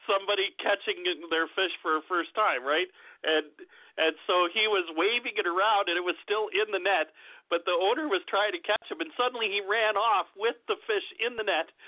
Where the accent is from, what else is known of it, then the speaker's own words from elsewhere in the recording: Canada; I'm from Canada